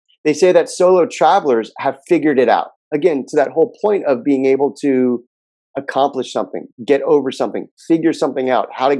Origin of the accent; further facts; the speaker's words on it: Los Angeles, California, United States; I grew up in Southern California in a town called Pacific Palisades